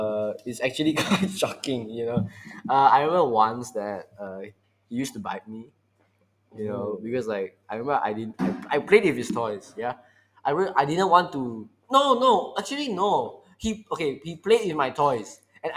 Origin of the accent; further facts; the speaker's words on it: Damansara, Selangor, Malaysia; I was born like in Damansara, so hospital in Damansara